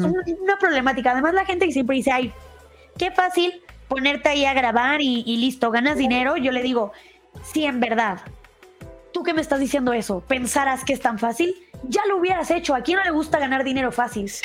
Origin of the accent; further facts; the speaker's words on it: Guadalajara, Jalisco, Mexico; now in Mexico City, Mexico; yo soy de Guadalajara, es otra parte aquí en México